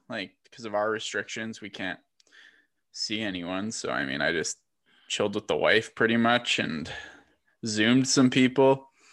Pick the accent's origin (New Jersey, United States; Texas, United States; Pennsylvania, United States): Texas, United States; I am from Texas and I am Irish